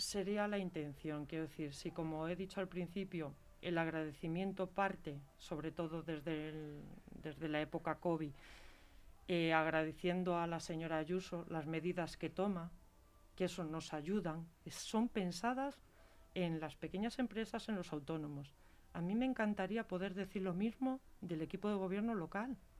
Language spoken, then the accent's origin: Spanish; Galicia, Spain; now in Leganés, Spain; yo soy gallega